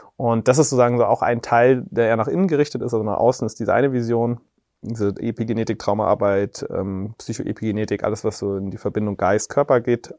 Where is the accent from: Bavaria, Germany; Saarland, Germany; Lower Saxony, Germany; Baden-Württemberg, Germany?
Bavaria, Germany; Reichersbeuern; ich bin bei dort in Reichersbeuern aufgewachsen